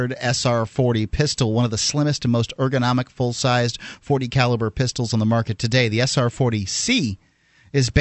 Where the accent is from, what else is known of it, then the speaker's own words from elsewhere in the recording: the South, United States; I'm from the South.